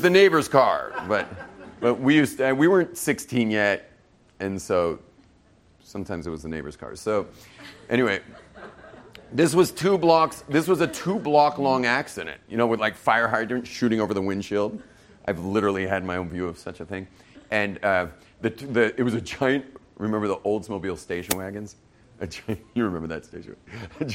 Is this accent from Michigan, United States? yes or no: no; Los Angeles, California, United States; we grew up in West